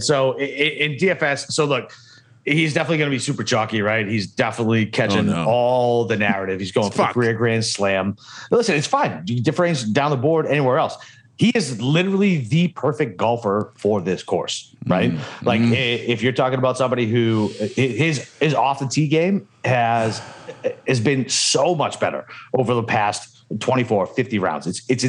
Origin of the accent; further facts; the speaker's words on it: Boston, Massachusetts, United States; Listen, I'm from Boston